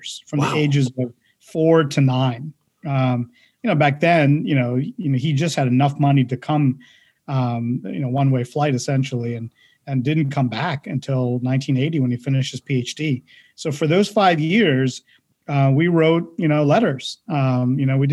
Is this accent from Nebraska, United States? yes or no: no; Pittsburgh, Pennsylvania, United States; also born or lived in India; we came here in 1980 to Pittsburgh, Pennsylvania. And that's where I grew up, attended high school, North Allegheny High School